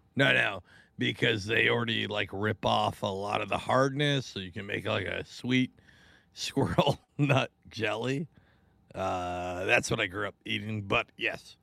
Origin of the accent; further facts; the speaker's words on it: Washington, United States; moved away; I grew up in Washington